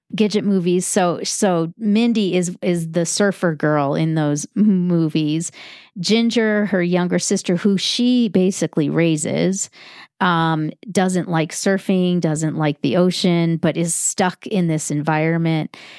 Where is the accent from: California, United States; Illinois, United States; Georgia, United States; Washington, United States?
Illinois, United States; Chicago; I grew up in Chicago